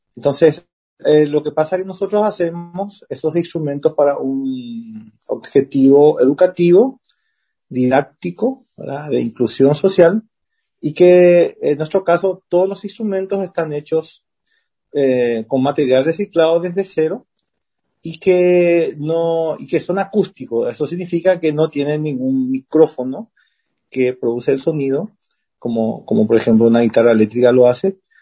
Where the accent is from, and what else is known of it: Carapeguá, Paraguarí, Paraguay; born or raised there; also born or lived in Buenos Aires, Argentina / Asunción, Paraguay